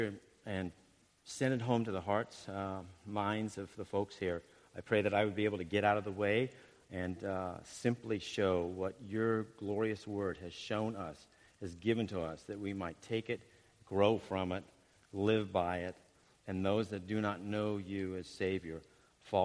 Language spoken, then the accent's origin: English; Ohio, United States; I'm from Ohio